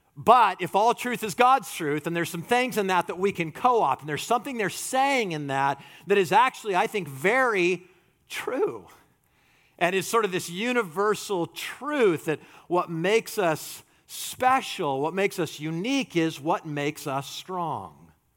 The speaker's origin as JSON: {"language": "English", "country": "United States", "said": "we're American."}